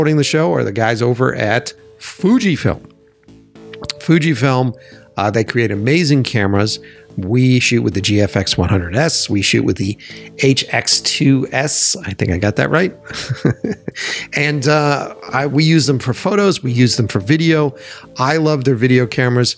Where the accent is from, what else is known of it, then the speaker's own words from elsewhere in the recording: Boston, Massachusetts, United States; I grew up in Boston.